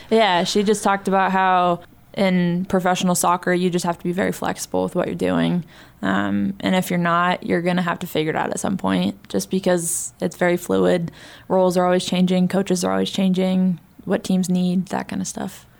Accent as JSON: {"language": "English", "town": "San Diego", "region": "California", "country": "United States", "tie": "born or raised there", "also_born_or_lived": "Montana", "moved": "yes", "said": "I was in my hometown"}